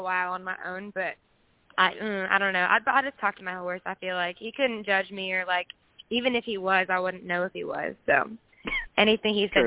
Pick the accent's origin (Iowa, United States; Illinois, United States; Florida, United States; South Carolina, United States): Iowa, United States; I'm from Iowa.